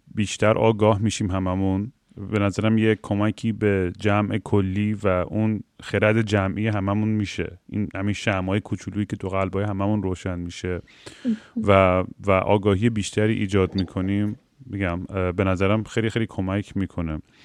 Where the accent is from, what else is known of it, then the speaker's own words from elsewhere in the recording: Iran; moved away; ماهایی که خارج از ایران هستیم